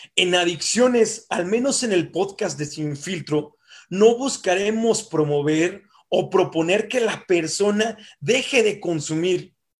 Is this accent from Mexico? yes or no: yes; Mexico; como mexicanos somos constituidos o de alguna forma también instruidos en el consumo